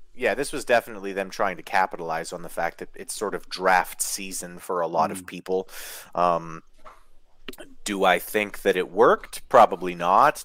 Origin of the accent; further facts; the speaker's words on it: Canada; i'm canadian